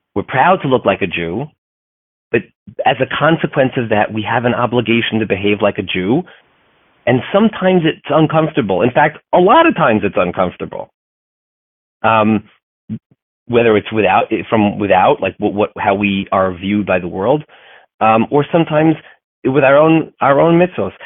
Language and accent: English; United States; I'm a fourth generation American